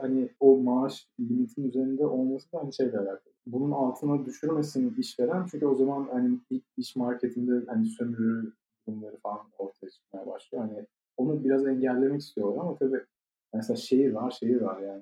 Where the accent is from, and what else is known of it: Ankara, Turkey; moved away as an adult; now in Germany